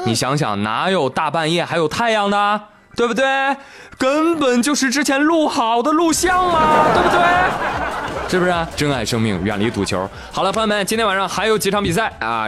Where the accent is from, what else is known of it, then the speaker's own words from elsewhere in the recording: China; 作为中国人